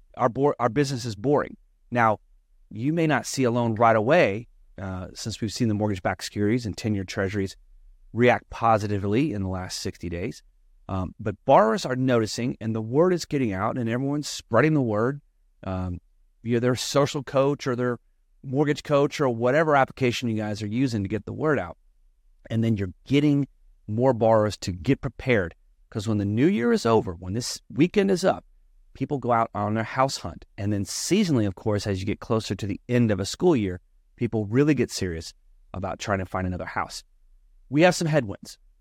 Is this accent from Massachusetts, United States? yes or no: no; Texas, United States; also born or lived in Florida; now in California, United States; my home state in Texas